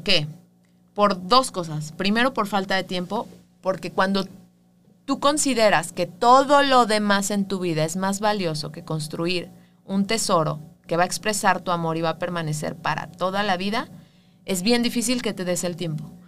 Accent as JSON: {"language": "Spanish", "country": "Mexico", "said": "los mexicanos somos así"}